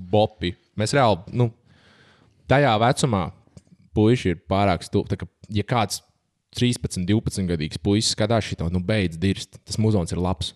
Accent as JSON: {"language": "Latvian", "town": "Valdemārpils", "region": "Kurzeme", "country": "Latvia", "said": "es pats tur nāku no Valdemāra pilsētas, tāds maza pilsēta"}